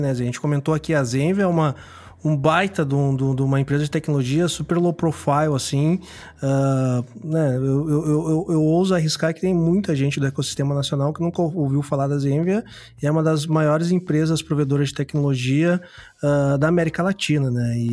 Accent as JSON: {"language": "Portuguese", "region": "Mato Grosso do Sul", "country": "Brazil", "said": "Eu sou do Mato Grosso do Sul, mas sou gaúcho de coração."}